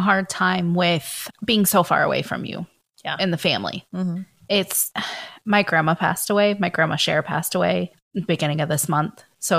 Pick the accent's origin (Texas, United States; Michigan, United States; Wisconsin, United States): Michigan, United States; also born or lived in Georgia; ever since I can remember when we moved from Georgia to Michigan, I was eight years old.